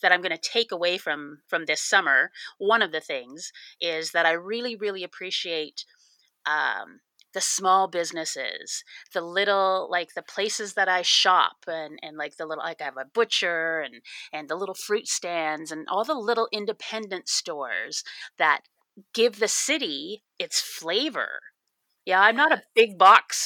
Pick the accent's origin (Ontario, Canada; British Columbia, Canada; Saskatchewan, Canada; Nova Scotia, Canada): Ontario, Canada; Toronto; grew up in Toronto, Canada